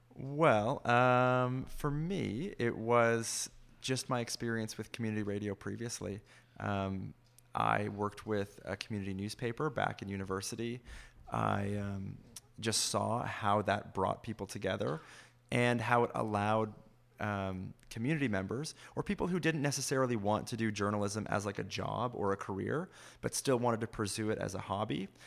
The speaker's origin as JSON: {"language": "English", "town": "Fergus", "region": "Ontario", "country": "Canada", "tie": "born or raised there", "said": "I grew up in Fergus, but we listened to C B C Toronto all the time."}